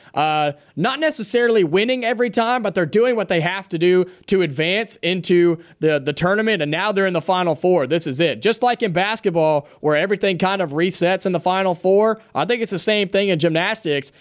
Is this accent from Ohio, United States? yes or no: yes; Ohio, United States; now in Alabama, United States; growing up in Ohio